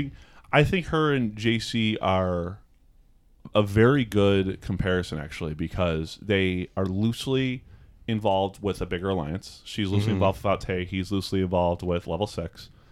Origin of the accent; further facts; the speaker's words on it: Seattle, Washington, United States; I think it would have been more appropriate to say I'm from Seattle.